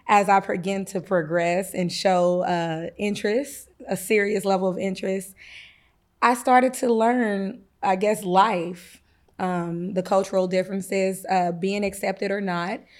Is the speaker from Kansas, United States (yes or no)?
yes; Kansas, United States; now in East St. Louis, United States; we were raised in Kansas